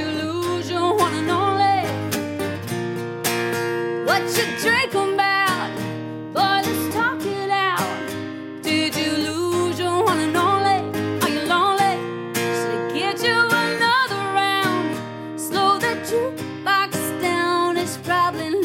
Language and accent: English; Montana, United States; I'm from Montana.